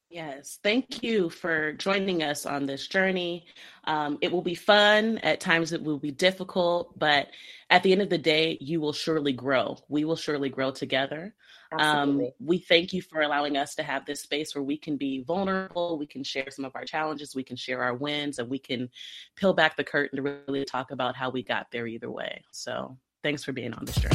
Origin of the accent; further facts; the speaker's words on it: Southern California, United States; now in Bay Area, United States; Technically, I was born and raised in SoCal